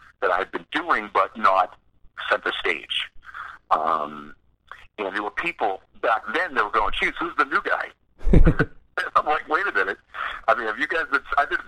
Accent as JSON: {"language": "English", "region": "East Coast of the United States", "country": "United States", "tie": "born or raised there", "said": "we're also a bunch of guys from the East Coast, you know, growing up in the United States at a certain time."}